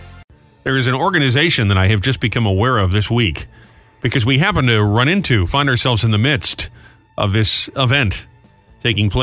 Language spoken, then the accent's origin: English; Warwick, Rhode Island, United States; my hometown, Warwick, Rhode Island